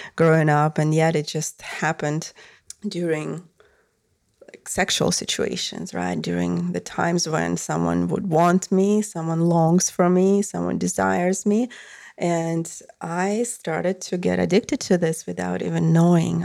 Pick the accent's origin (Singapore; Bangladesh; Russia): Russia; moved away; I came from Russia